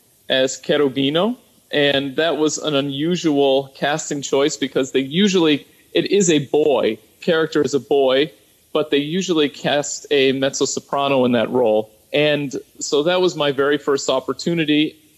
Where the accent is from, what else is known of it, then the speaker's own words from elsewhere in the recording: United States; growing up in America